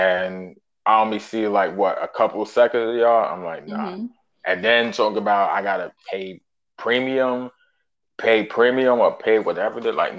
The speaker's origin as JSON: {"language": "English", "town": "New York City", "region": "New York", "country": "United States", "tie": "born or raised there", "said": "Born and raised in Brooklyn, New York. Shout out Bushwick, shout out Canarsie, and shout out Best Eye."}